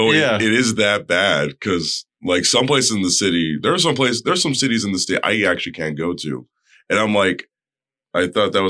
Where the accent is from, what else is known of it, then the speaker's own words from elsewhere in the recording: Palm Desert, California, United States; No, I'm actually from Palm Desert, California.